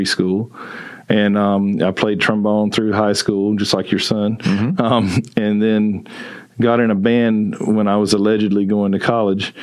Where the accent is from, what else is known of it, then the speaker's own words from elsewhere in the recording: Chiefland, Florida, United States; moved away as an adult; also born or lived in South Carolina; now in Texas, United States; I was born in South Carolina, but I grew up in North Florida in a little town called Chiefland, which had three red lights